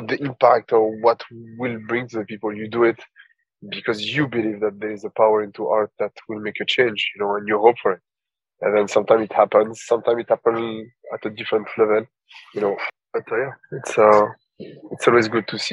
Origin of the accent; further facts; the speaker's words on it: Paris, Île-de-France, France; also born or lived in Tunisia; I was born and raised in Paris from the Tunisian parents